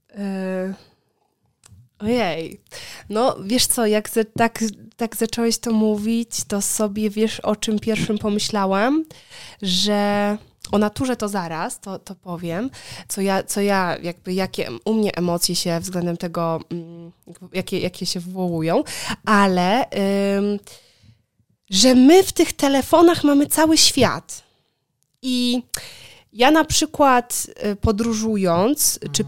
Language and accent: Polish; Poland; moved away as an adult; also born or lived in Wrocław; now in Warsaw, Poland; wychowując się na wsi, co prawda moja wieś, z której pochodzę, nie jest taką typową wsią